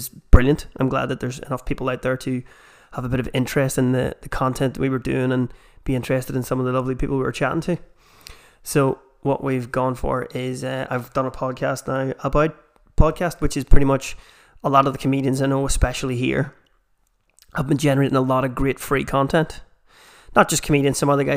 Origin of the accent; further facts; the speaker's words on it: Armagh, Northern Ireland, United Kingdom; accent: Armagh; the Armagh accent. Which I have myself